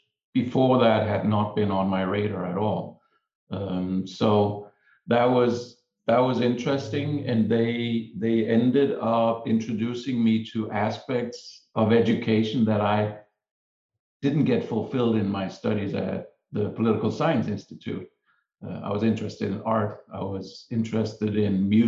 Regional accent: Denmark; moved away as an adult; So I'm from Denmark. I trained as an architect in Denmark.

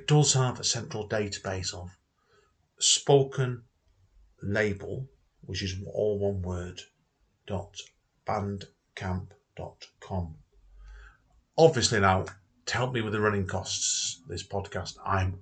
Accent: Manchester, North West England, United Kingdom; I grew up around Cholton

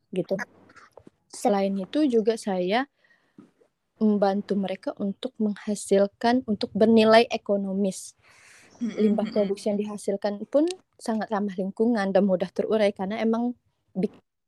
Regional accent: Siak Sri Indrapura, Riau, Indonesia; aku berasal dari sebuah kota kecil yang ada di Indonesia nih namanya Siak Sri Indrapura. Okay. Nah, Provinsi Riau

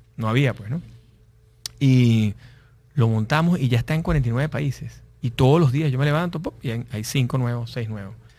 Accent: Venezuela; los que somos venezolanos

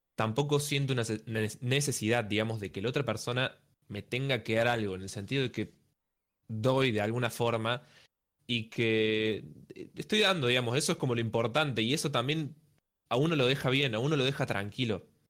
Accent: Córdoba, Argentina; soy de Córdoba, entonces tuve que viajar

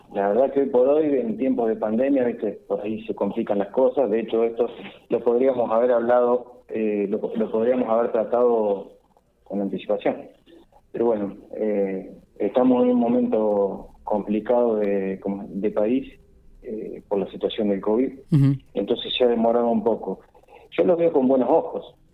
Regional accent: Victorica, La Pampa, Argentina; now in Santa Rosa, Argentina; en este momento estoy radicado en Santa Rosa, pero soy de Victorica

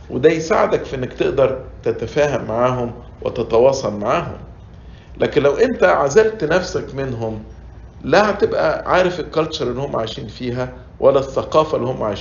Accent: Egypt; now in United States; وأنا مش بتكلم عشان إحنا مصريين وعايشين في أمريكا

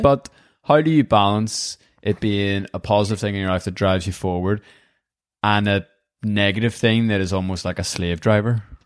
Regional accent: Northern Ireland, United Kingdom; our wee country

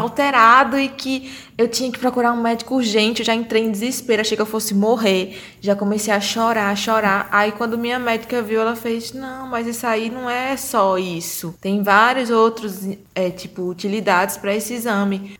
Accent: Brazil; eu vinha do Brasil

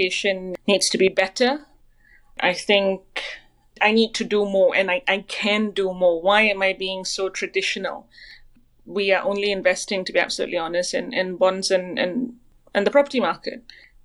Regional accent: Malaysia; moved away; I'm Malaysian originally

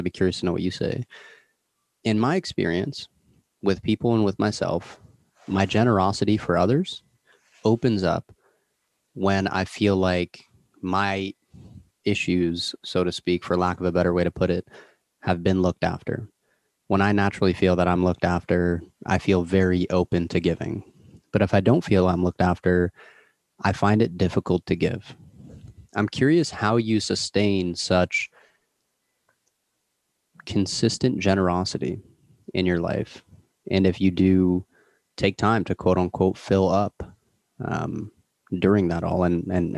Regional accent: Toronto, Ontario, Canada; I'm from Toronto

